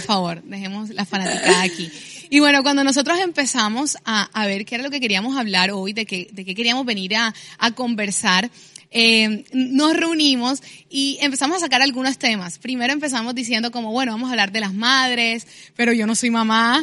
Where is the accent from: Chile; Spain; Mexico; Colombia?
Colombia; Barranquilla, Atlántico